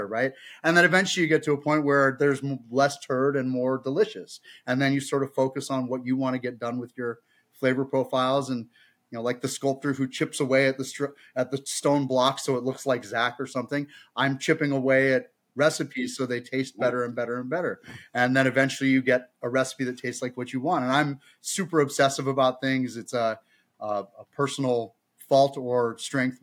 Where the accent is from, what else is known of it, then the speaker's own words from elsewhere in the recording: Bay Area, California, United States; Growing up in the Bay Area